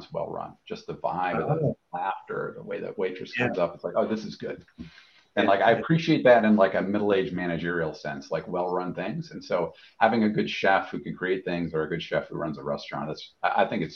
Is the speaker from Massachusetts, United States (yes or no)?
yes; Massachusetts, United States; I'm from Massachusetts